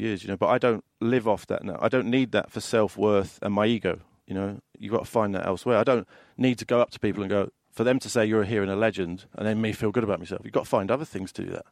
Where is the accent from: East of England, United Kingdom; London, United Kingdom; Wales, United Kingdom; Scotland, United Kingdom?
London, United Kingdom; I grew up in London